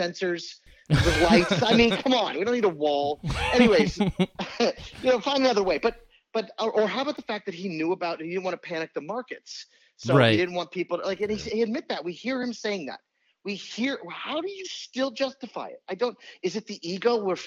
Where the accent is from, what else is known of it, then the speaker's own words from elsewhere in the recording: New Orleans, Louisiana, United States; also born or lived in New York; now in Virginia, United States; I'm a Saints fan because I'm from New Orleans